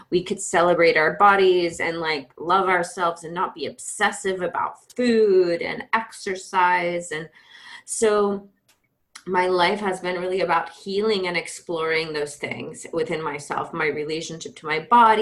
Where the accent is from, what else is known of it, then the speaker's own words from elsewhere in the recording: Georgia, United States; I grew up in Georgia in the Bible Belt. So I'm a Georgia girl